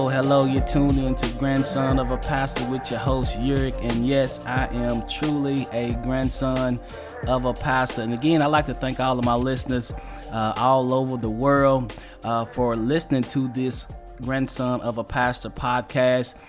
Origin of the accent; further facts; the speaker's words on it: Western Kentucky, United States; my hometown down in Western Kentucky